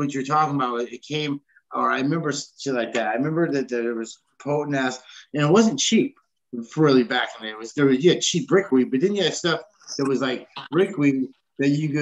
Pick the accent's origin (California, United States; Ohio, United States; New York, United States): California, United States; Santa Rosa; moved away; I'm from Santa Rosa, California, right there in North San Francisco